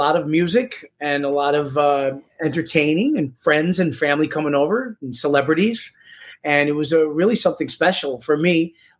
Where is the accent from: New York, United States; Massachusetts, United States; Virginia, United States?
New York, United States; New York City; also born or lived in Rockland County; I do not know Spanish myself. I didn't know growing up simply because I was born and raised in New York City. So I had to learn Spanish and I had to go to school for it and kind of learn the street slang of Spanish.